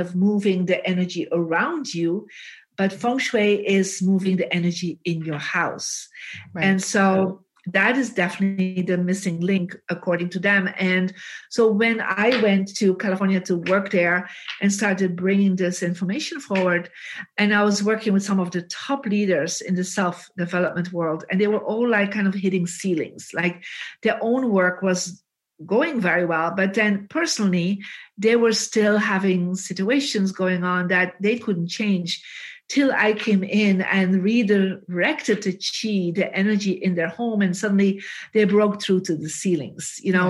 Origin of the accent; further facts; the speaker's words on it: Belgium; English is a second language; moved away as an adult; I mean, I came from Belgium, had no idea who is this John Gray or Jack Canfield.